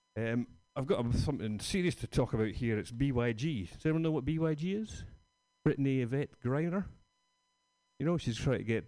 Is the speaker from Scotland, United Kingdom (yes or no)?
yes; Scotland, United Kingdom; moved away; I'm from Scotland